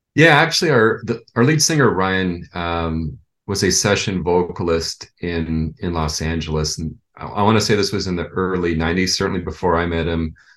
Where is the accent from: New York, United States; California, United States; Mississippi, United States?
California, United States; San Jose; also born or lived in Orange County, California; I was born in Orange County, but moved to San Jose like in 1971